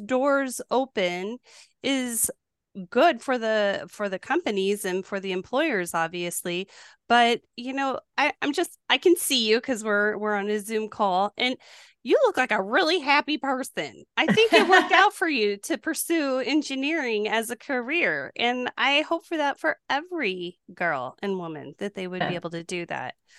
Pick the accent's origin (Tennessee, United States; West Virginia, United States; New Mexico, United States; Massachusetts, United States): New Mexico, United States; moved away; also born or lived in Wisconsin; I grew up in New Mexico